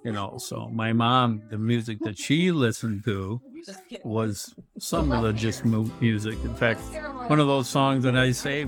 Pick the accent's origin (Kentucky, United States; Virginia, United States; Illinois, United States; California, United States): Illinois, United States; Spring Valley; Spring Valley, Illinois